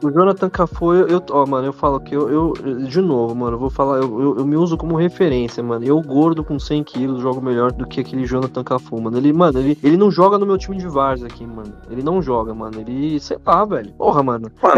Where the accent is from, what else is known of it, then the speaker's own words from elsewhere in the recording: São Paulo, Brazil; sou de São Paulo, mano. São Paulo capital